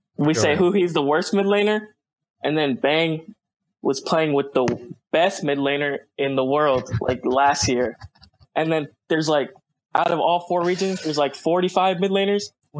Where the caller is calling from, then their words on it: Houston, Texas, United States; Houston, Texas.